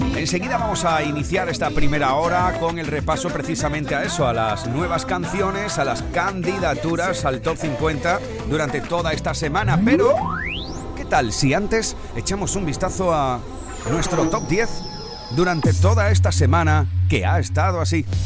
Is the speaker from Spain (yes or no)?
yes; Andalusia, Spain; ese rincón tan bonito de mi tierra